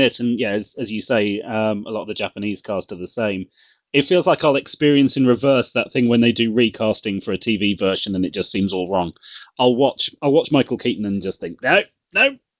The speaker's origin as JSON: {"language": "English", "country": "United Kingdom", "said": "as a British guy"}